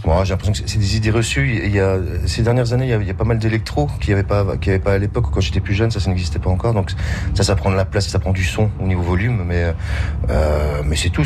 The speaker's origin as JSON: {"language": "French", "country": "France", "said": "nous sommes français"}